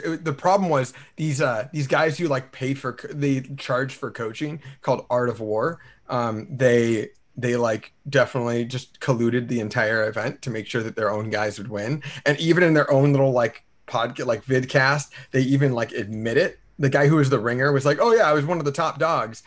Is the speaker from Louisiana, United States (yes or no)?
no; California, United States; I'm from California